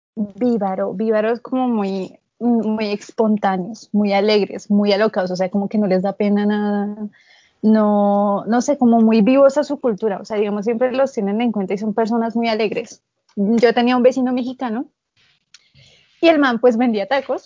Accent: Colombia; tengo 18 años y soy de Colombia

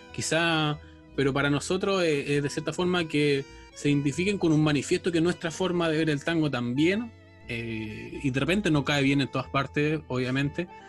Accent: Chile; yo soy chileno

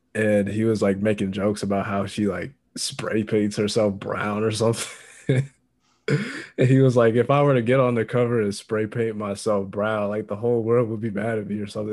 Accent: Indiana, United States; I'm from Indiana

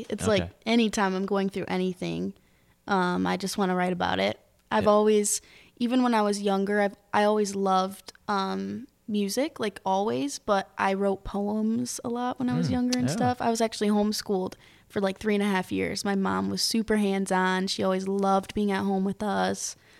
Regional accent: Michigan, United States; I grew up like right outside of Detroit, and my parents are always playing Motown and stuff.

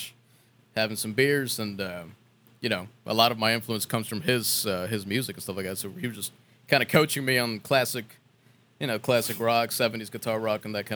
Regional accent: Mexico; we're from Mexico

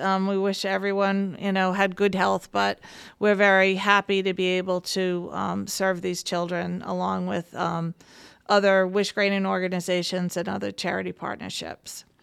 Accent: Warwick, Rhode Island, United States; I am born and bred in Warwick

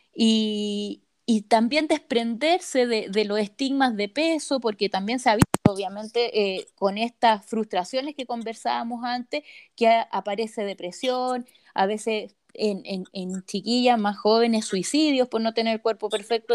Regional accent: Rancagua, O'Higgins, Chile; yo soy de Rancagua y mi abuelita vive en Santa Cruz

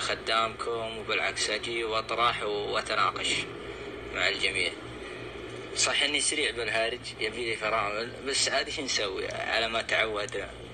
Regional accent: Saudi Arabia; احنا كشعب سعودي

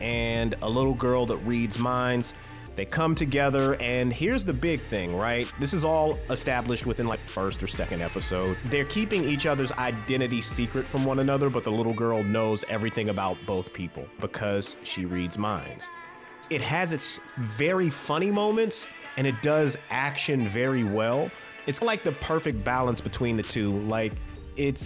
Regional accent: United States; I'm an American

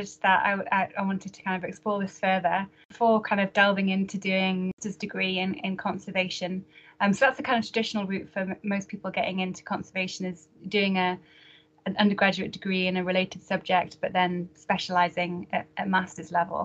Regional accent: Northumberland, North East England, United Kingdom; moved away as an adult; also born or lived in Glasgow; now in Edinburgh, United Kingdom; you might not be able to guess from my accent, but I actually grew up in Northumberland. So I haven't really moved too far away from home. So I lived there from about 18 months old until I was 18

